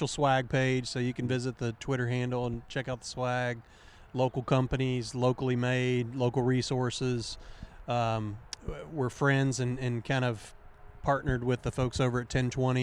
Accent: Central Kentucky, United States; I grew up in Central Kentucky

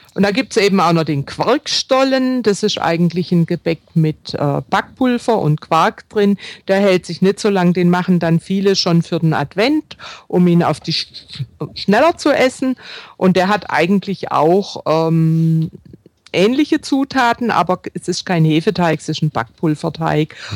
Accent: Baden-Württemberg, Germany; bei uns im Schwäbischen oder auch im Badischen, wo ich herstamme

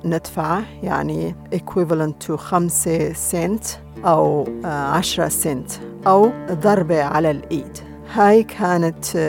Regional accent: Syria; now in Australia; لما كنت بالمدرسة في سوريا كل ما نتكلم بالكردي في المدرسة

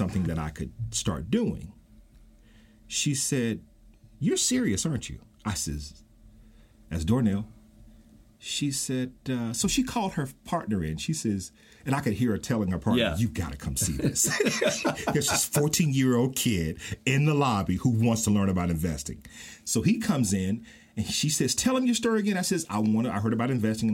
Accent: Mississippi, United States; moved away; I ran back to Mississippi

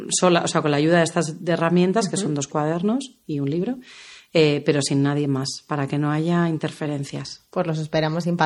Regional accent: Germany; yo se supone que soy la creativa loca, tal, tal, tal, y soy una alemana friki

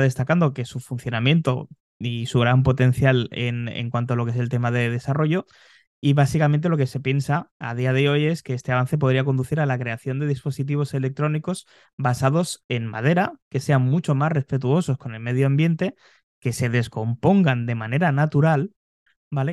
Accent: Spain

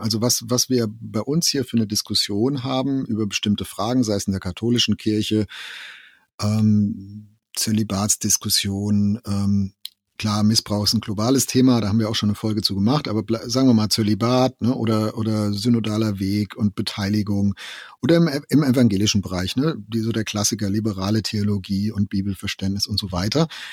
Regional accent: Germany; in meinen Jugendjahren, jetzt ne, 80er, wo ich aufgewachsen bin, hatte ich nicht den Eindruck, dass wir in Deutschland eine irgendwie eine globalisierte Kultur waren

